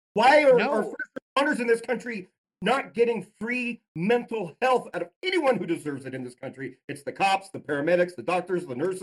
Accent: Utah, United States; I was raised Mormon in Utah

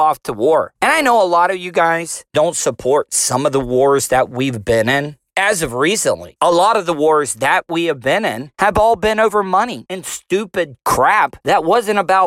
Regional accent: United States; as civilians, as American citizens

